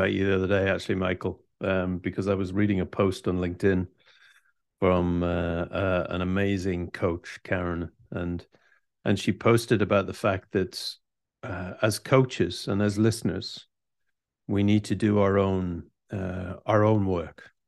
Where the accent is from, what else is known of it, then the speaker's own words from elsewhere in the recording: United Kingdom; Being British